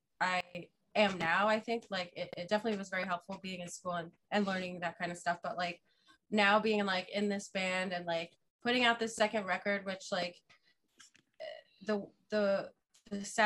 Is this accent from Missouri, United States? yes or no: no; Fort Lauderdale, Florida, United States; also born or lived in Orlando; I'm originally from Fort Lauderdale